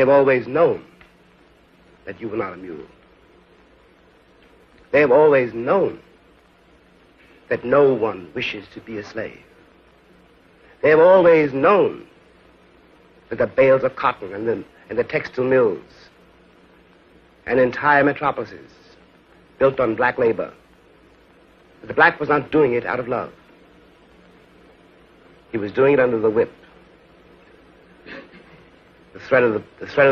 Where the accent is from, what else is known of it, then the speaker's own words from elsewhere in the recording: New York City, New York, United States; My school really was the streets of New York City